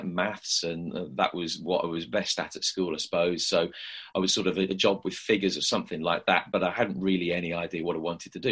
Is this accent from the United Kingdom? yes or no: yes; Midlands, United Kingdom; I'd listened to a lot of radio when I was growing up in the Midlands